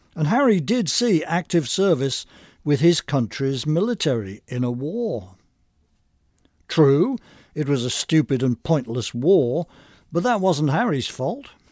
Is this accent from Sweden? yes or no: no; England, United Kingdom; now in United States; like me, was born in England. An anti-immigration immigrant